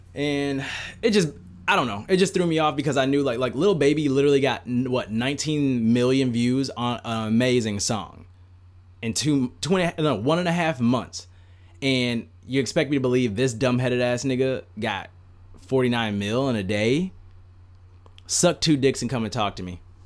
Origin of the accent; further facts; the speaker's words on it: United States; as an American citizen that was, I was fucking born here, I fucking pay taxes here, I live here